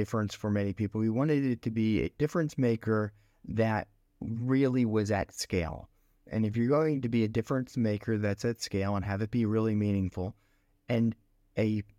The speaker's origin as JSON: {"language": "English", "town": "Philadelphia", "region": "Pennsylvania", "country": "United States", "tie": "born or raised there", "lives_now": "Singapore", "said": "I grew up in Pennsylvania, in Philadelphia, Pennsylvania."}